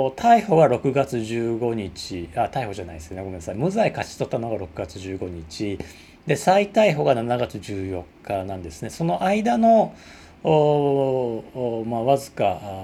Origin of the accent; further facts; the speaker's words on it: Osaka, Japan; accent: Osaka dialect; 大阪弁でわーわー喋ってる